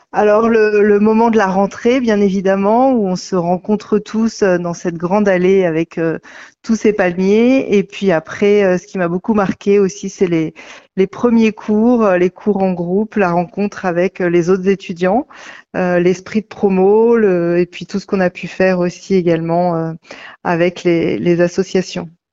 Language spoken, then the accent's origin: French; Finistère, Brittany, France; also born or lived in Rennes; je suis très attachée au Finistère